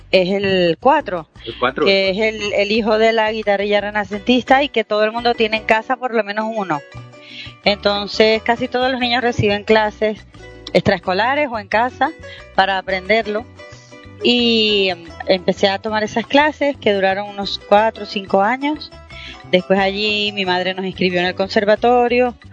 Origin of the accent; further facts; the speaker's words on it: Venezuela; also born or lived in Spain; porque yo también soy española, o sea, soy venezolana y española.